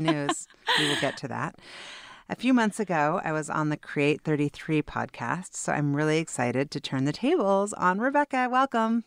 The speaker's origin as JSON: {"language": "English", "town": "Seattle", "region": "Washington", "country": "United States", "said": "a fellow Seattleite"}